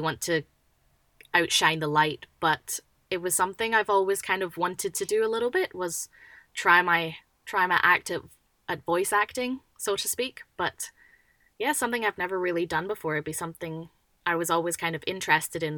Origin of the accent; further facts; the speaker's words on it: Scotland, United Kingdom; now in Western Australia, Australia; I'm originally from Scotland